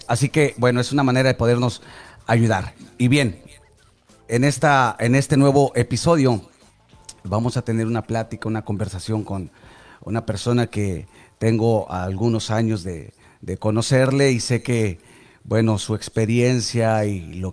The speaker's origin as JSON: {"language": "Spanish", "region": "Nuevo León", "country": "Mexico", "said": "yo, soy, yo soy norteño. Y yo sí digo eso y lo sostengo. O sea, para mí, fuera de Monterrey, no."}